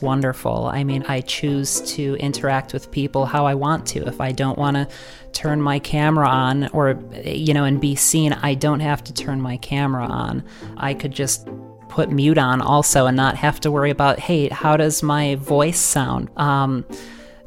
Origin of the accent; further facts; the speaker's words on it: Rochester, New York, United States; I'm from Rochester, New York